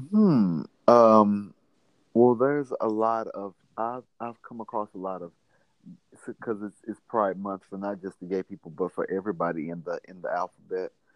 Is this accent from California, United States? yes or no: no; Mississippi, United States; I'm from Mississippi